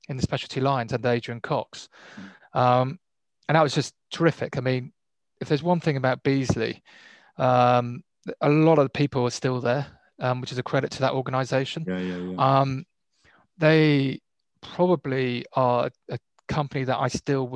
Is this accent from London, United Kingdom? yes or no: no; Plymouth, South West England, United Kingdom; moved away as an adult; also born or lived in New Zealand; I was born in Plymouth, brought up in Plymouth